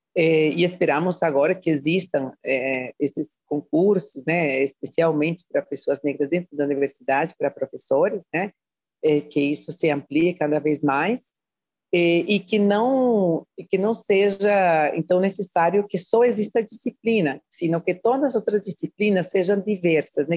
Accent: Costa Rica; Portuguese is a second language; moved away as an adult; now in Brazil; eu fiz a graduação na Costa Rica, né, de onde eu sou, e a pós-graduação aqui no Brasil

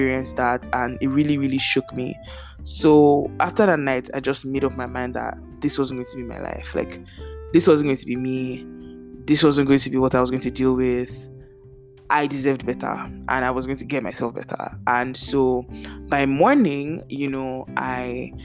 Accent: Nigeria; moved away; growing up in Nigeria, it's not like my house does not have rats

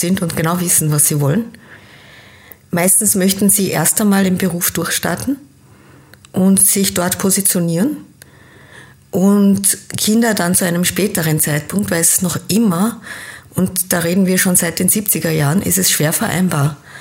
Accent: Austria; also born or lived in Kenya; Geboren bin ich in Kenia, habe aber meine Kindheit in Österreich verbracht und war dann als Jugendliche wieder in Kenia und bin nach dem Abitur an der deutschen Schule wieder nach Österreich zurückgekommen

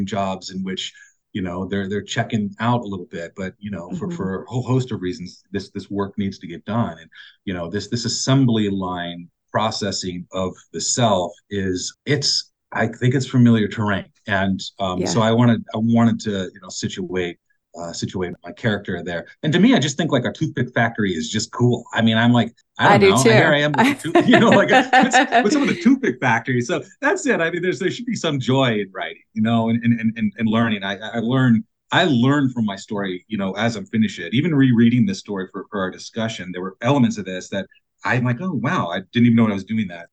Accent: South Florida, United States; also born or lived in Indiana; I was born in Indiana, and then I moved down to South Florida when I was like 10 or 11 years old.

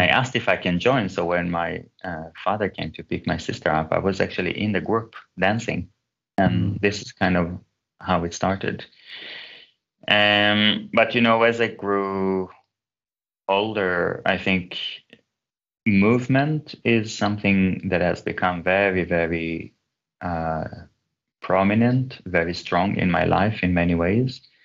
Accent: Israel; moved away as an adult; also born or lived in Gothenburg, Sweden; I was born in Israel, but my mom's family are from Turkey, and my father's family came to Israel from Iran and Uzbekistan

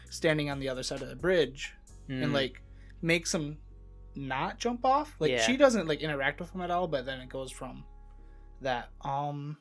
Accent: United States; I'm American.

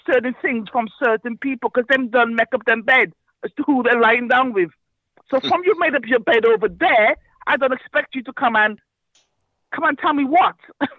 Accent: United Kingdom; we want to take control of our destiny in Britain as black people, as African people, as black British people.

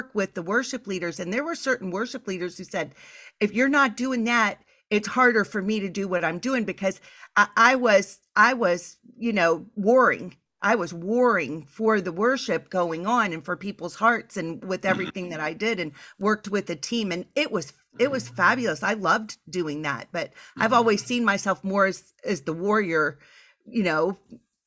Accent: the South, United States; I'm from the South

